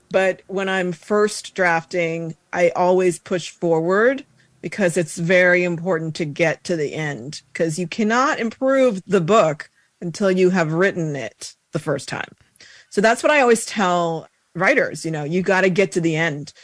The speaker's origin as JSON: {"language": "English", "region": "Colorado", "country": "United States", "tie": "born or raised there", "moved": "as an adult", "said": "So I grew up in Colorado"}